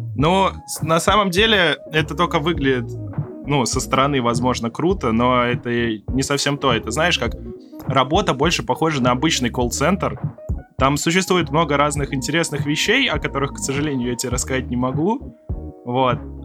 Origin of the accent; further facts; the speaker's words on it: Moscow, Russia; Мы из Москвы